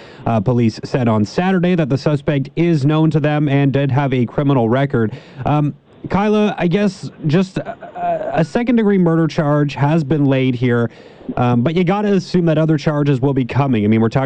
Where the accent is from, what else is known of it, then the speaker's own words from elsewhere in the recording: Ontario, Canada; I'm coming from Ontario, and typically there we would see police kind of throw every single charge that's available to them at the wall and then just kind of see what sticks.